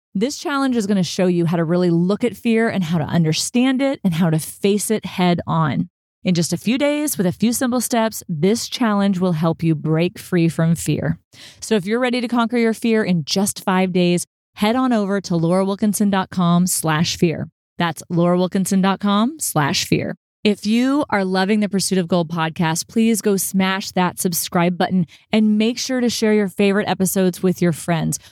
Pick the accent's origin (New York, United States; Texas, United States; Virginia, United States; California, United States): Texas, United States; I'm from Texas